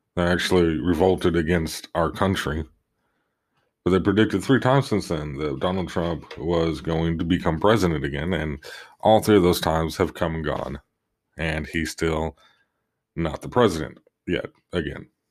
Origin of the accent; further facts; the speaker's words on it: Oklahoma, United States; my home state of Oklahoma